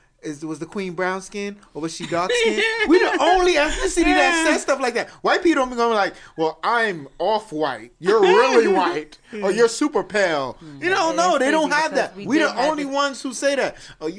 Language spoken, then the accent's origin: English; United States; But I still got love for my brothers and sisters over there. You know what I'm saying? But I'm American.